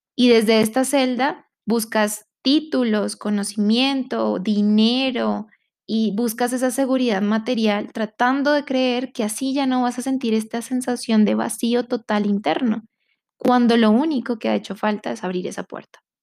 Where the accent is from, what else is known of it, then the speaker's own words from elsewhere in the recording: Colombia; siendo colombiana, siendo de esta comunidad